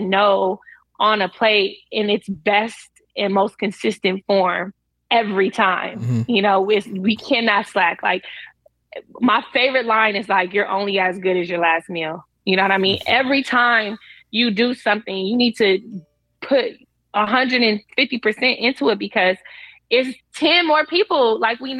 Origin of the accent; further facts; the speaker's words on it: United States; also born or lived in Florida / Los Angeles; as the American on the show